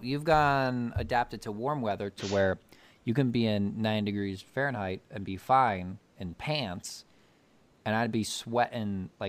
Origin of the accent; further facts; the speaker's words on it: Ohio, United States; And we said, the U.S. What part? Ohio.